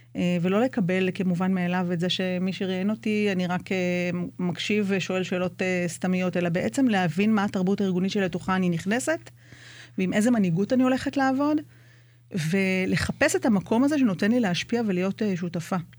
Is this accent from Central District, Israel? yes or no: no; Jerusalem, Jerusalem District, Israel; moved away as an adult; now in Kibbutz Nahshon, Israel; אני קיבוצניקית חדשה, כמו שאמרנו, אני ירושלמית במקור.